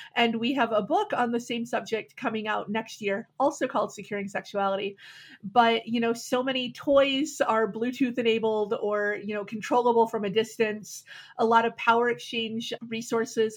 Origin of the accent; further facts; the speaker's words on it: Milwaukee, Wisconsin, United States; Back in the 90s, I was growing up in Milwaukee